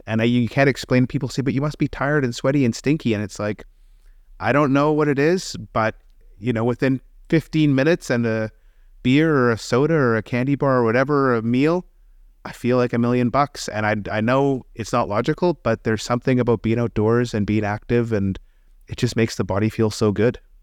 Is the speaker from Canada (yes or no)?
yes; Canada; also born or lived in England; me as a Canadian